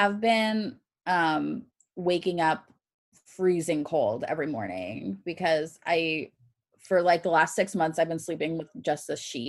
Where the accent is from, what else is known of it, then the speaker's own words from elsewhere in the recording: California, United States; So we are like from California.